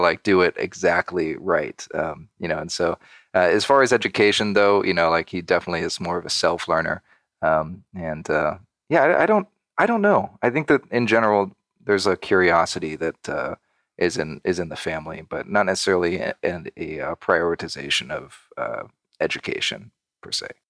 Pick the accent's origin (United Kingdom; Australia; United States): United States; Redlands, California; born and raised in Southern California, about maybe an hour and a half outside of Los Angeles